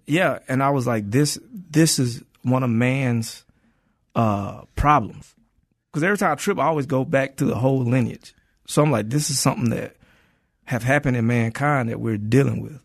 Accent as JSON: {"language": "English", "town": "Atlanta", "region": "Georgia", "country": "United States", "also_born_or_lived": "Inglewood, Los Angeles / New York", "moved": "as an adult", "lives_now": "Los Angeles, United States", "said": "I'm from Atlanta."}